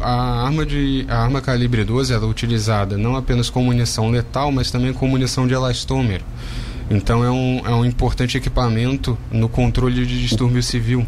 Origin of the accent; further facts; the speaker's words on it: Rio de Janeiro, Brazil; moved away; sou carioca, morei lá a maior parte da minha vida